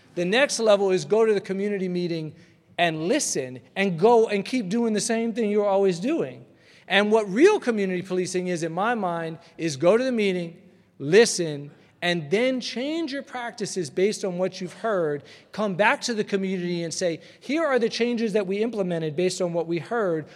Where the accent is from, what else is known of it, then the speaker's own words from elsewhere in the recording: Atlanta, Georgia, United States; growing up in Atlanta